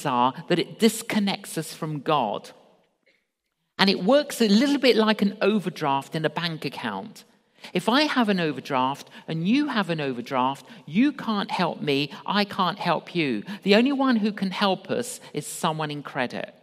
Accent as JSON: {"language": "English", "region": "London", "country": "United Kingdom", "tie": "born or raised there", "said": "I grew up in London, agnostic"}